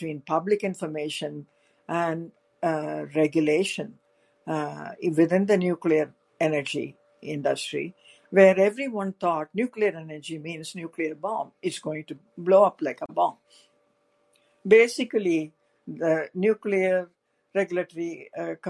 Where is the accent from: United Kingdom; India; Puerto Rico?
India; now in United States; I was an Indian citizen